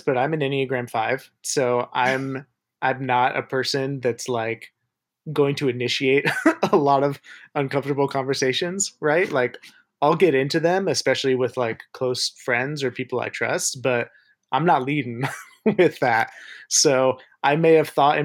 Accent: Tempe, Arizona, United States; moved away; also born or lived in Oklahoma; College was in Oklahoma, but growing up in Tempe, Arizona.

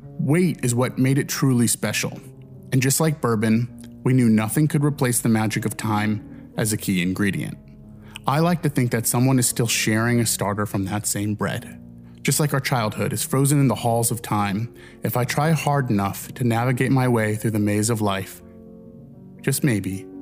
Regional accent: Midwest, United States; Growing up in the Midwest

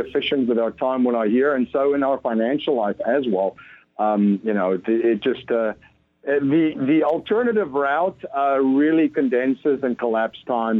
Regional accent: Stellenbosch, Western Cape, South Africa; I grew up in South Africa in just outside of a town called Stellenbosch. It's in the south, just outside of Cape Town.

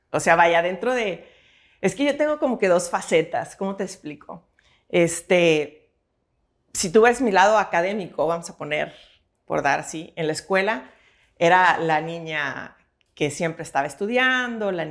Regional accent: Monterrey, Nuevo León, Mexico; born there; Bueno, yo nací aquí en Monterrey, Nuevo León, un 10 de febrero

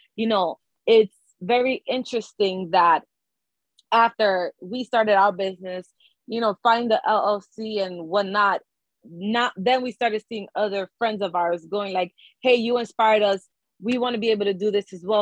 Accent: New York City, New York, United States; we are from the Bronx. We are from a low income neighborhood, low income family.

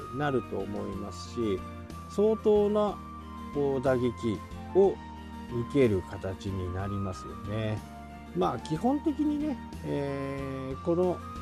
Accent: Japan; 僕自身は日本に生まれて

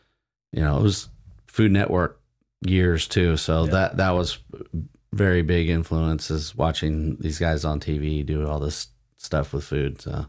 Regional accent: Oceanside, California, United States; also born or lived in Vista, California; I grew up in Oceanside and Vista, grew up in Fire Mountain till fifth grade, and then moved to Vista.

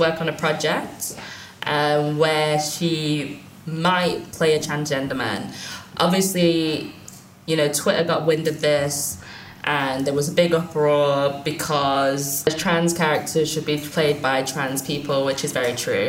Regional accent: United Kingdom

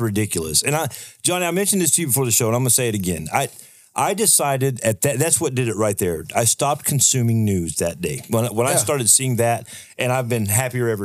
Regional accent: Texas, United States; I'm a Texan

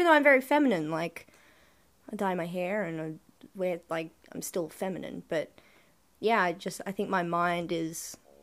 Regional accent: Sydney, New South Wales, Australia; moved away as an adult; now in Melbourne, Australia; I grew up in Western Sydney and it's not the nicest area

